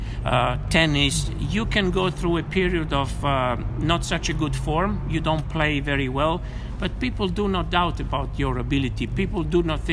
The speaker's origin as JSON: {"language": "English", "town": "Rome", "region": "Lazio", "country": "Italy", "said": "I come from Rome."}